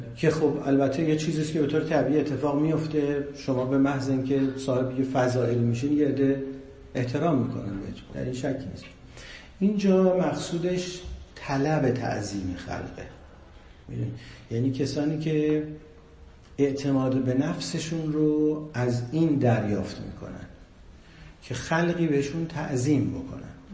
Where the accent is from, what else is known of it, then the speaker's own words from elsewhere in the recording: Iran; ما ایرانیام